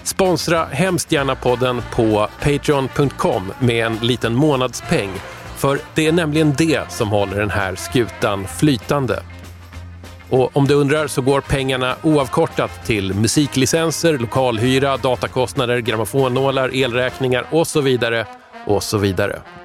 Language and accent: Swedish; Tyresö, Stockholm County, Sweden; Tyresö-feelingen där jag växte upp också